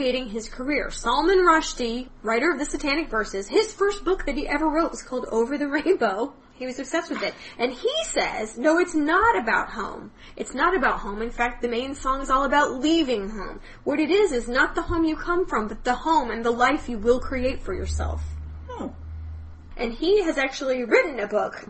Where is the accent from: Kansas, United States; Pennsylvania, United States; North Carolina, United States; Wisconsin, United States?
Kansas, United States; Wichita; I grew up in Wichita, Kansas